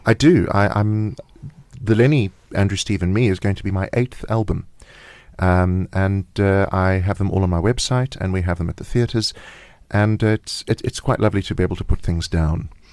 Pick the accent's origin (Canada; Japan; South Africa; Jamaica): South Africa; we're South African